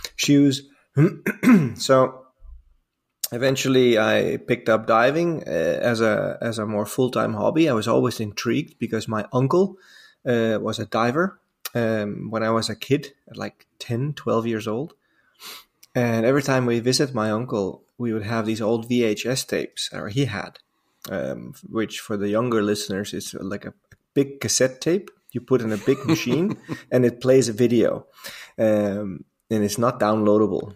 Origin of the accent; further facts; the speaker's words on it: Amsterdam, North Holland, Netherlands; moved away; I'm from Holland originally. I'm born and raised in Amsterdam.